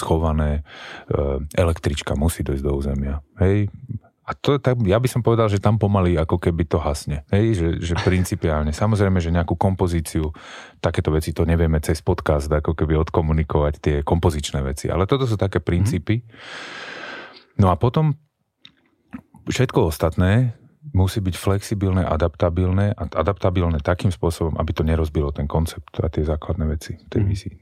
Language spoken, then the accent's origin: Slovak; Bratislava, Bratislava Region, Slovakia; u nás v Bratislave